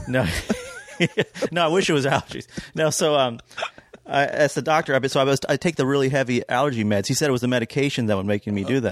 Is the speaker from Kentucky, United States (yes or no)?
yes; Kentucky, United States; moved away; also born or lived in Georgia / New York; growing up in Kentucky